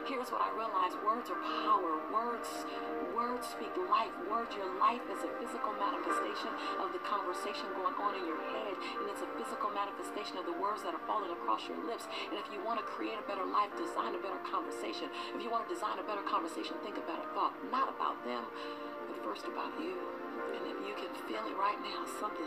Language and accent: English; Los Angeles, California, United States; I'm a girl from South Central LA, living between the Harlem Crip 30s and the Rolling 60s